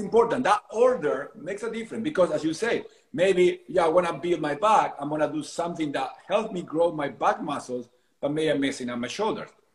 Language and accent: English; Argentina; moved away as an adult; now in San Diego, United States; I am originally from Argentina, but I left Argentina my early 20s